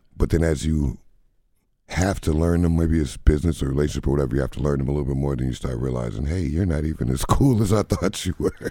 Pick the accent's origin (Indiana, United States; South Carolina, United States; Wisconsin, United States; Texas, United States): Wisconsin, United States; Beloit; now in Madison, United States; I'm, I'm in Madison, but I'm from Beloit